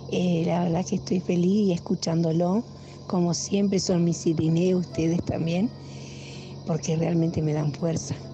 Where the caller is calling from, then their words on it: Concordia, Entre Ríos, Argentina; de Concordia